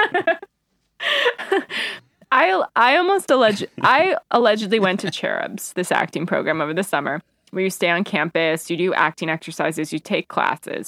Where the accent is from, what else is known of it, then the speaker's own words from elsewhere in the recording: Albany, New York, United States; we grew up outside of Albany, right where Nexium started.